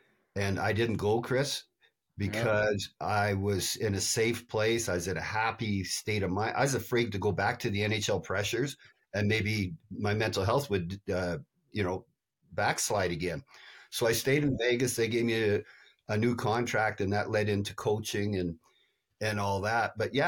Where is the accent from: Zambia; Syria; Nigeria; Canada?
Canada; But yeah, but that's American beer, and I'm Canadian.